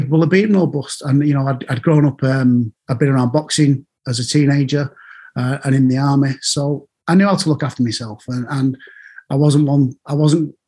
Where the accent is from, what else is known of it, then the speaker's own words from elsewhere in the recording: Manchester, North West England, United Kingdom; When I grew up in Manchester